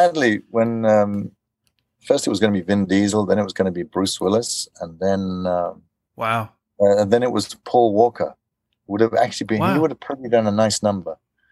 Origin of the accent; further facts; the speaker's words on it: South Africa; moved away as an adult; now in Denmark; I'm from South Africa.